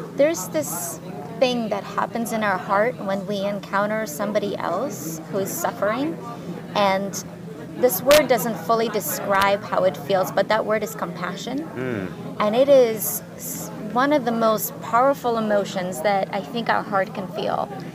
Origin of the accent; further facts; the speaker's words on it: Ukraine; moved away; I grew up in Ukraine